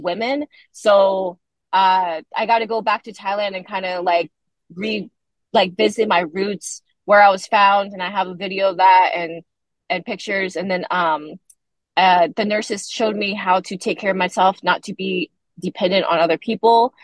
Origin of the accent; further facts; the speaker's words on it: Portland, Oregon, United States; moved away as an adult; now in California, United States; I was raised in Portland, Oregon with an incredible family